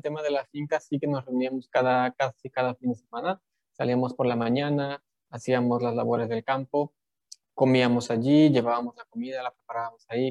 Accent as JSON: {"language": "Spanish", "country": "Mexico", "said": "la mayoría de los mexicanos somos católicos"}